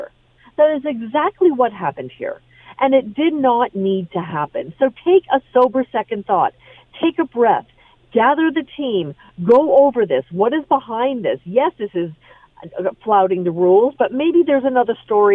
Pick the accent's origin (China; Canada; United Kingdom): Canada; I, as a Canadian